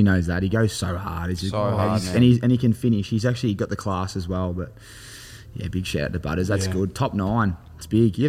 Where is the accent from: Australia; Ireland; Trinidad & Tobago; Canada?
Australia; I'm from Australia.